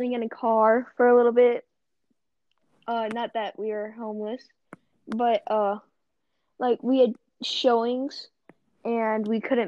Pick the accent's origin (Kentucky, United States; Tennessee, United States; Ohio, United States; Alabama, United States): Tennessee, United States; Nolensville; born or raised there; also born or lived in Knoxville, Tennessee